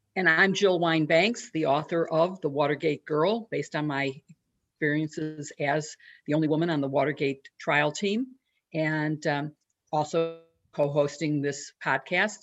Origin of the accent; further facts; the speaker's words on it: Chicago, Illinois, United States; I'm from Chicago